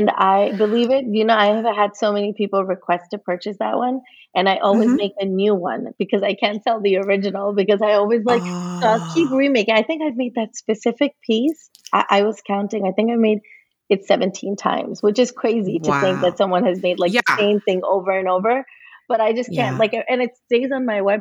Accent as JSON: {"language": "English", "region": "New Jersey", "country": "United States", "tie": "born or raised there", "said": "we grew up in New Jersey"}